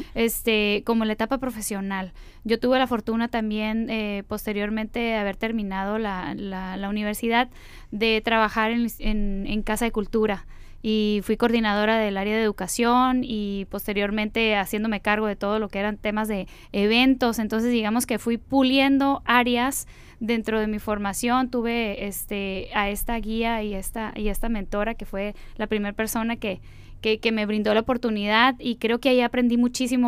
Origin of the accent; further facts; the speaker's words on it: Mexicali, Baja California, Mexico; yo soy nacida en la Ciudad de México y bueno, a través de, mi familia llegué aquí y me establecí, estudié toda mi primaria, aquí